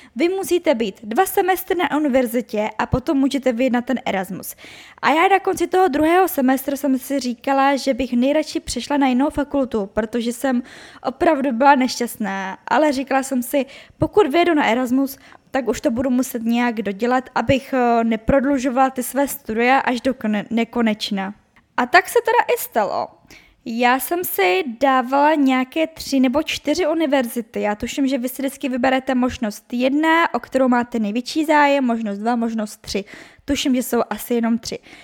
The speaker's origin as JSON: {"language": "Czech", "country": "Czechia", "also_born_or_lived": "Brno", "said": "já jsem z České republiky"}